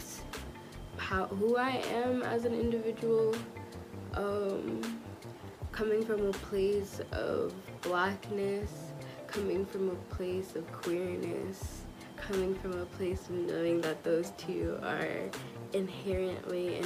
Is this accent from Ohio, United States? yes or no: no; Long Island, New York, United States; I am from Long Island, New York, but my heart and spirit definitely resides in my parents' motherland, Trinidad and Tobago.